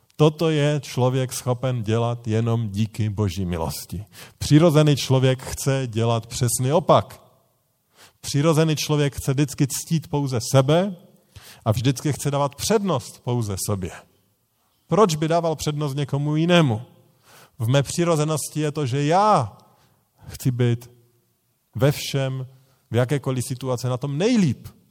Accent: Bohemia, Czechia; u nás v Čechách

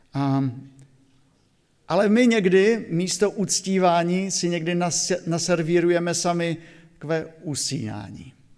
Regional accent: Silesia, Czechia; now in Oldřichovce, Slovakia; u nás na Slesku

